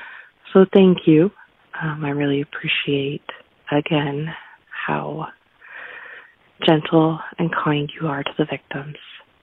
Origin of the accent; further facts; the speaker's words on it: London, Ontario, Canada; this doesn't need to go on the show, but I grew up in London, Ontario.